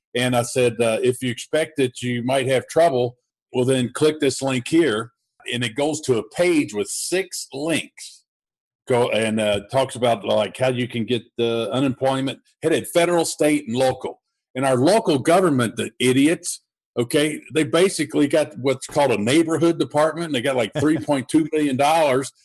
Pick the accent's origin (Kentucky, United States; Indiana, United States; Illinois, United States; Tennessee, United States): Kentucky, United States; Louisville; I'm here in Louisville, Kentucky, and I uh, I started my investing uh, while I had a full time job and uh, as an undercover police detective doing murder for hire, contract killings, organized crime